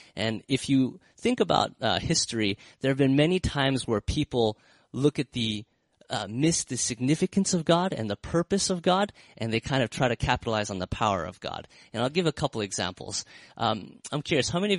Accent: United States; I'm from America, I love America

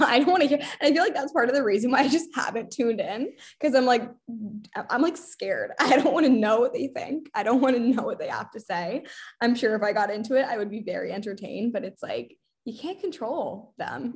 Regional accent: Boston, Massachusetts, United States; also born or lived in England / London; I'm from Boston

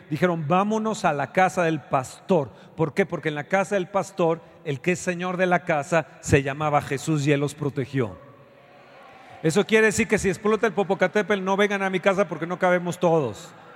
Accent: Mexico

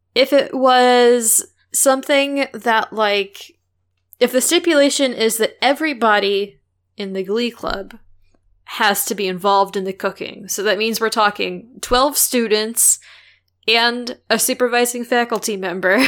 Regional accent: St. Louis, Missouri, United States; in and around Saint Louis where I grew up

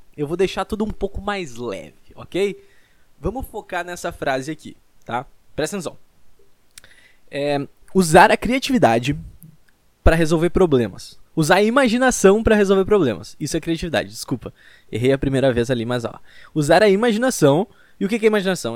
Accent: Rio Grande do Sul, Brazil; Eu sou do Rio Grande do Sul

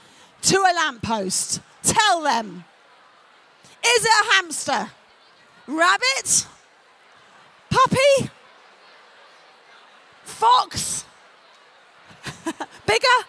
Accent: London, United Kingdom; accent: North London; I'm a Londoner, and in London, we say, innit

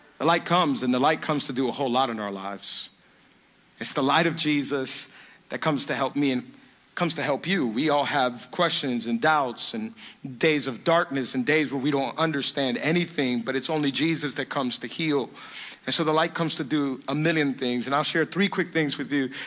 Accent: Miami, Florida, United States; I was born and raised in Miami, lived here my whole life. I'm from the 305

